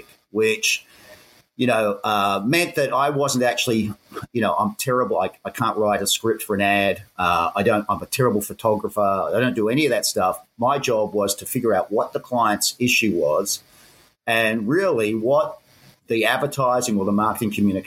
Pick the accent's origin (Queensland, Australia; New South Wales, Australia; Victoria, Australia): New South Wales, Australia; Sydney; accent: Aussie; moved away as an adult; also born or lived in Hong Kong / Japan; now in Bangkok, Thailand; I'm an Aussie. You can tell by the accent. Born and raised in Sydney.